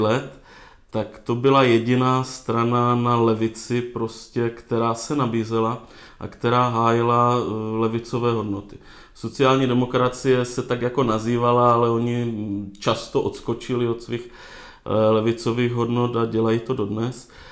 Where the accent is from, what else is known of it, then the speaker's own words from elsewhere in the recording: Moravia, Czechia; jsem z Moravia, z venkova